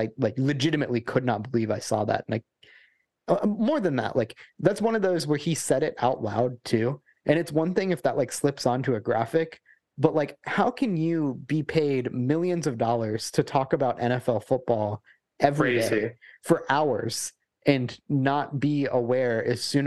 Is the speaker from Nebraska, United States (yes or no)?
no; Georgia, United States; I grew up in Georgia